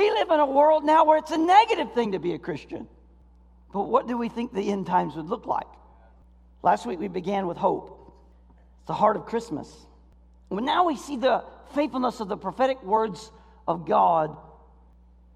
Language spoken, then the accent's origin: English; Florida, United States; now in Michigan, United States; I grew up in Florida